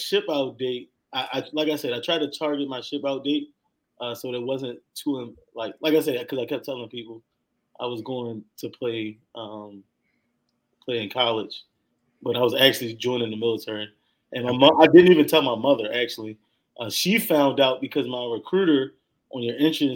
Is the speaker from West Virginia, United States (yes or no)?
no; Baltimore, Maryland, United States; moved away as an adult; also born or lived in Turkey / Minot / Bolling; I'm originally from Baltimore. You know, I went to a pretty good high school